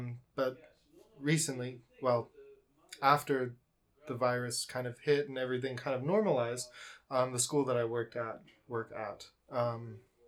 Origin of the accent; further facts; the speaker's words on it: Colorado, United States; moved away as an adult; now in Ningbo, China; I'm from Colorado in the United States. And I came here to teach English at my old high school.